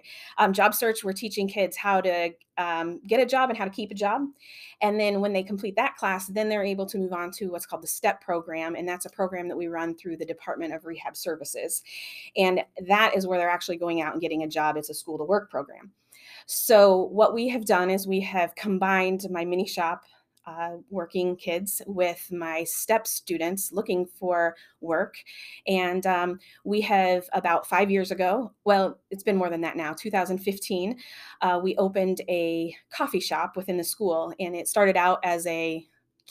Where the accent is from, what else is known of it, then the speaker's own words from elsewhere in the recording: near Galesburg, Illinois, United States; I'm not from Galesburg, but I'm local